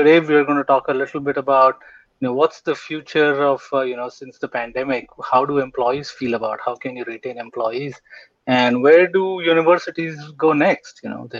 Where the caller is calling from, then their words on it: Philadelphia, Pennsylvania, United States; I'm calling from Philadelphia. I work at Thomas Jefferson University and Jefferson Health.